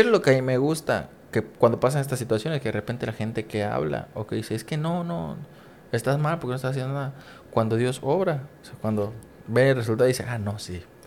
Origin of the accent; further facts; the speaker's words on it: Coatzacoalcos, Veracruz, Mexico; moved away as an adult; now in Campeche, Mexico; estar en otra ciudad que no es mi ciudad natal. Para los que no saben, soy de Coaxacualcos, Veracruz.